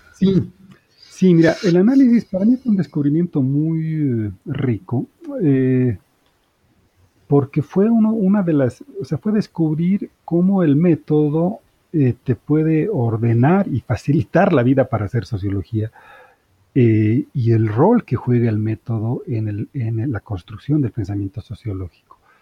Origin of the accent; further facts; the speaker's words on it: Bolivia; moved away as an adult; also born or lived in Spain; now in Mexico; soy boliviano de origen, he vivido toda, aunque nací en España, pero digamos, toda la vida la, vivía en Bolivia